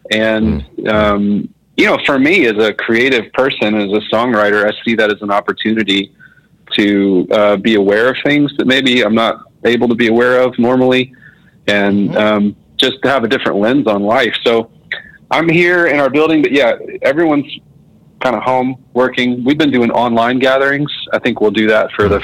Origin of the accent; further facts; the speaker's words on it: Marietta, Georgia, United States; I grew up in Marietta, Georgia, so it's like a suburb of Atlanta, which I'm still in Atlanta now